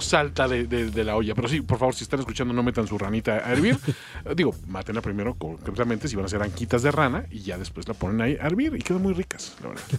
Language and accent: Spanish; Mexico; Como mexicano